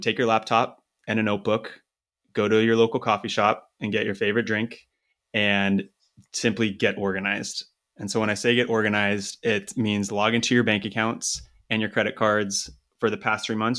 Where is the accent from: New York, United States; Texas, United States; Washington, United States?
Washington, United States; Eastern; moved away as an adult; also born or lived in Seattle, United States; I'm originally from Washington State, um, Eastern Washington